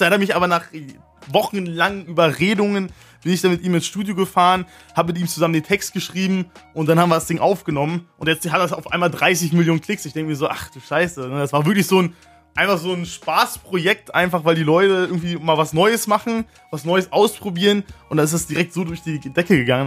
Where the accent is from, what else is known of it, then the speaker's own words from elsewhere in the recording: Neuruppin, Brandenburg, Germany; Ich sag meistens, ich komme aus Berlin, weil die meisten kennen eh nicht Neuropin